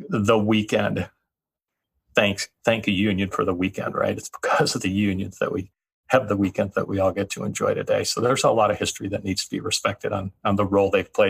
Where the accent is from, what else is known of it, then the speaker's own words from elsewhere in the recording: California, United States; moved away; also born or lived in Texas; so I grew up in the San Fernando Valley down south in, in Southern California, uh, primarily because of an earthquake. We left the state, and I found myself uh, spending a good deal of time in Texas, growing up in Texas.